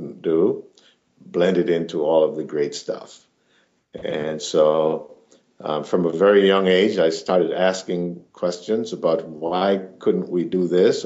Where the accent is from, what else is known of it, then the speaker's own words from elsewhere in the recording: Jamaica; now in Minneapolis, United States; I'm a Jamaican origin, and I currently live in the Jordan neighborhood in Minneapolis